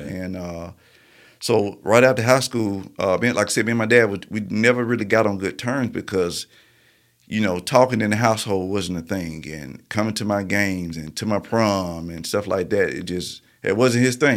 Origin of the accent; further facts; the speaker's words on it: Marietta, Georgia, United States; also born or lived in Birmingham; I grew up in Marietta, Georgia